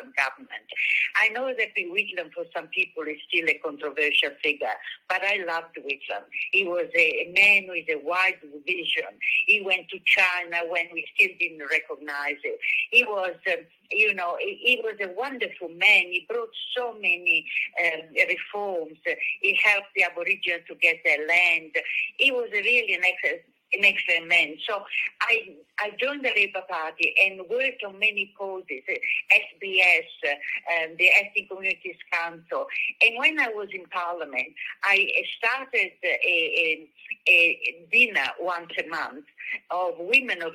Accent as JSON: {"language": "English", "country": "Italy", "moved": "as an adult", "lives_now": "Australia", "said": "we were going to Italy to see my family with my two little boys, and I decided I didn't want to travel in an Italian passport"}